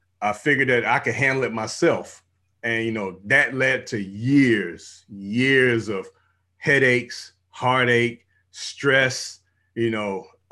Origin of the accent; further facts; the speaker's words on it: Savannah, Georgia, United States; now in Houston, United States; I'm from out here in Houston, Texas, you know, by way of the military, almost 24 years in the military, and born and raised in Georgia, Savannah, Georgia